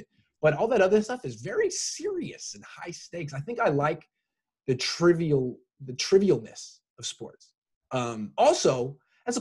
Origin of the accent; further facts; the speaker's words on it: Oakland, California, United States; I grew up in the Bay. I'm from Oakland